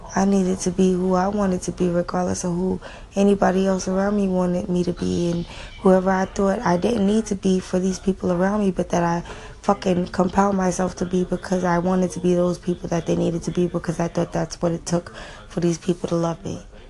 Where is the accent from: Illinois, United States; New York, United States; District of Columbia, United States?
New York, United States; New York City; I grew up in New York City public schools